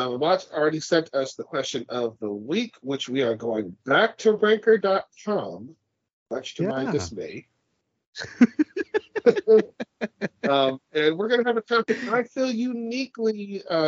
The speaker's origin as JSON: {"language": "English", "country": "United States", "tie": "born or raised there", "said": "I grew up in the States"}